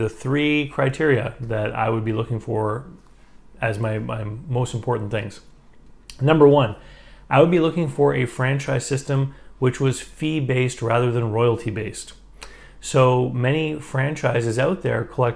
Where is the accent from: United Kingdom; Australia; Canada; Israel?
Canada; Moncton, New Brunswick; where I live here in Moncton, New Brunswick